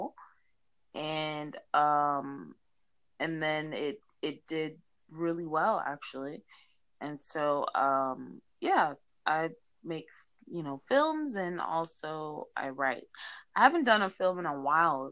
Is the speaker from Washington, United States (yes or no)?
no; Los Angeles, California, United States; I'm from Los Angeles